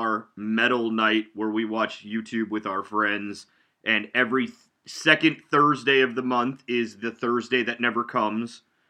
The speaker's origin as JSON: {"language": "English", "region": "Southern California", "country": "United States", "moved": "yes", "lives_now": "Lee's Summit, United States", "said": "Well, we're originally from Southern California"}